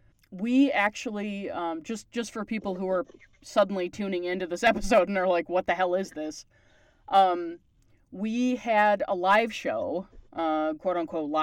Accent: Canada; Because I'm Canadian

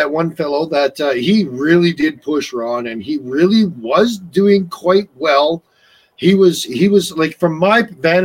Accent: Newfoundland and Labrador, Canada; moved away; I grew up in Newfoundland, so I used to watch Derby quite often

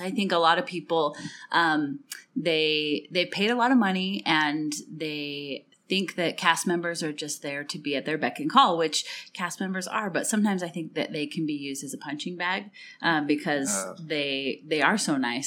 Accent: Utah, United States; We're teachers, and we're on fall break because we're from Utah

